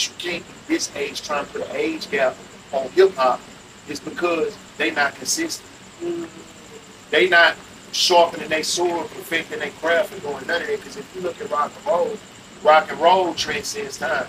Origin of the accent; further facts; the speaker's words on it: Houston, Texas, United States; Being a Houstonian, like, I grew up on both units, on the north and the south